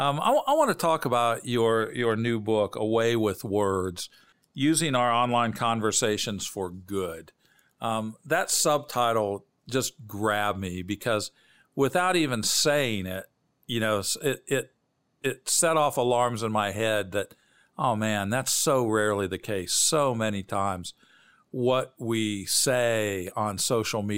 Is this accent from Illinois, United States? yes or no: yes; Bloomington, Illinois, United States; I grew up in Bloomington, Normal, Illinois, halfway between Chicago and St. Louis.